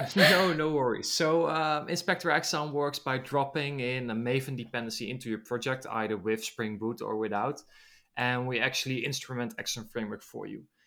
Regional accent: Netherlands; I'm from the Netherlands

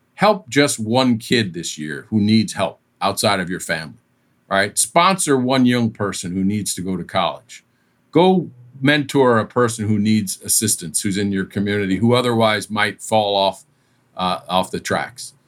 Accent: East Coast, United States; moved away as an adult; also born or lived in Southern California; I was from the East Coast. I'd grown up in the East Coast

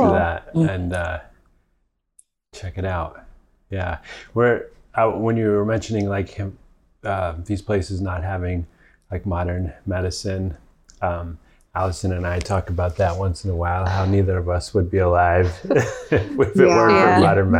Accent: Mexico; I grew up in Mexico. I drink all kinds of water, so I'm not doing that.

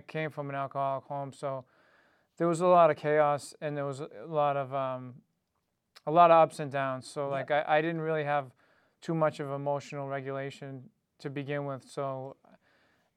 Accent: Dedham, Massachusetts, United States; I grew up in East Dedham, Mass.

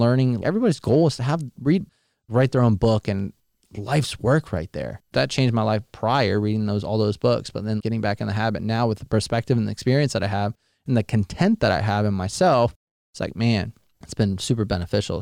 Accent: near Jacksonville, Florida, United States; I was born and raised near Jacksonville

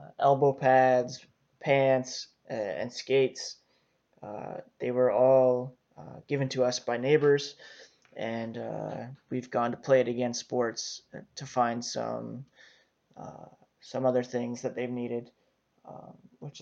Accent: Canada; as a Canadian

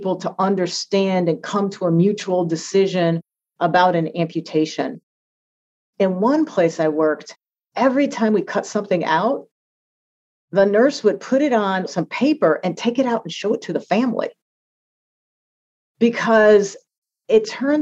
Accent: United States

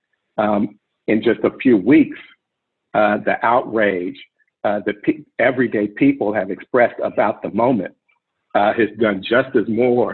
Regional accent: Oakland, California, United States; I grew up in Oakland in a family of people who are really active in the community

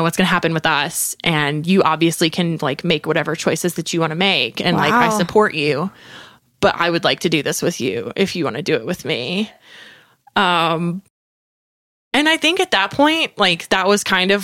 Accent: north of Statesville, Western North Carolina, United States; moved away; I'm from Western North Carolina, just like north of Statesville

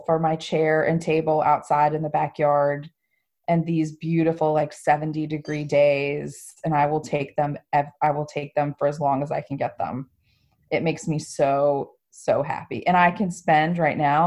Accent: Miami, Florida, United States; now in South Carolina, United States; I grew up in Miami

